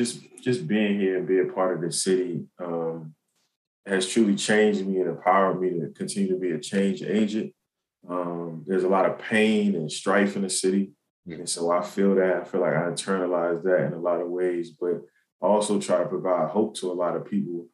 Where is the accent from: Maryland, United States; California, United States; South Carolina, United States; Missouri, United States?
Maryland, United States; Baltimore; Yeah, so I mean, Baltimore City is the stomping ground. It's you know, it taught me a lot, both in and out of the classroom.